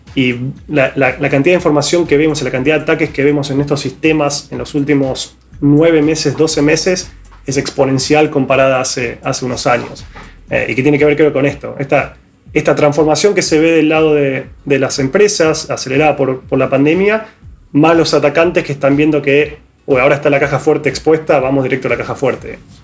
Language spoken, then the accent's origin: Spanish; Argentina; yo y Víctor como argentinos